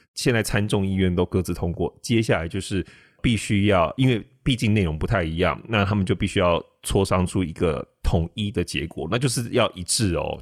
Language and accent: Chinese; Taiwan; 我们台湾人